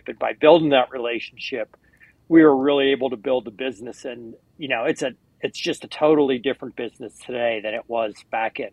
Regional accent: New Orleans, Louisiana, United States; I grew up in New Orleans.

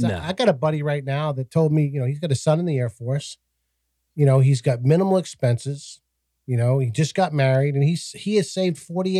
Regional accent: Massachusetts, United States; moved away; the state that I grew up in Massachusetts

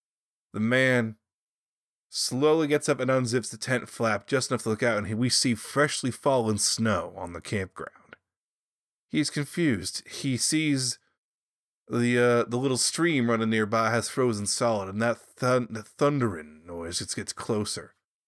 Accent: the South, United States; Well, I'm from the South, and I'm not...

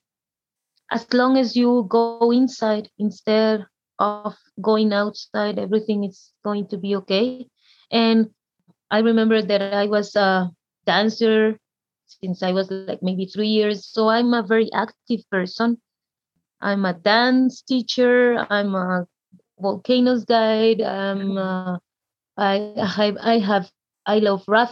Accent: Guatemala; I'm from Guatemala

